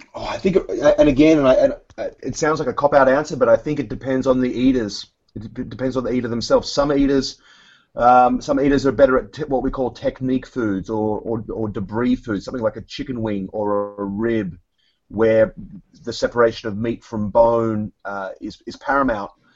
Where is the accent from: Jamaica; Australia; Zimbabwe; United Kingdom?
Australia; moved away as an adult; also born or lived in New York City; now in United States; I was uh, born and raised in Australia